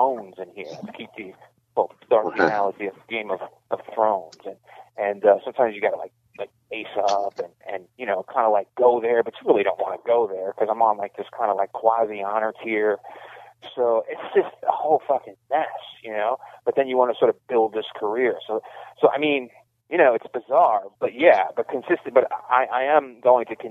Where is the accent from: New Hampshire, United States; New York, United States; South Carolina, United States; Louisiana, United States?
New York, United States; New York City; also born or lived in Hell's Kitchen, Manhattan; I grew up in Brooklyn, and I grew up in a housing project, and then I sort of moved over to Hell's Kitchen